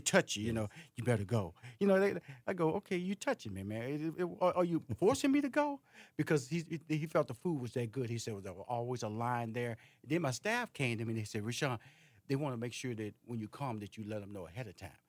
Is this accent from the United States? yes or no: yes; Houston, Texas, United States; I'm from Houston, Texas